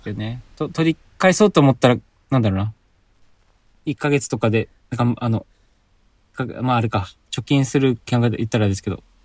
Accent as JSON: {"language": "Japanese", "region": "Hokkaido", "country": "Japan", "tie": "born or raised there", "moved": "yes", "lives_now": "Aichi, Japan", "said": "僕も北海道出身で"}